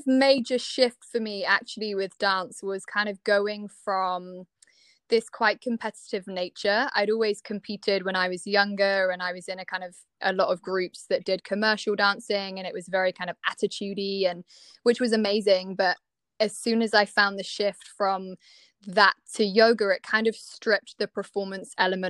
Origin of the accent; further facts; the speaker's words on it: Cornwall, South West England, United Kingdom; moved away as an adult; also born or lived in Bath; So I'm actually from Cornwall, and I kind of always had aspired to be a dancer and had trained lots back home